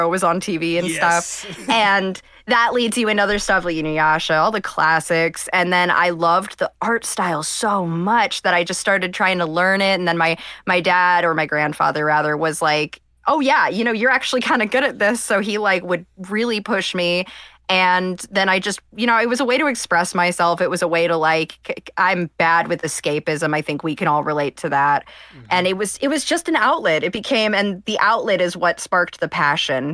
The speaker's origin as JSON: {"language": "English", "region": "Ohio", "country": "United States", "also_born_or_lived": "Cleveland", "said": "I'm from Ohio"}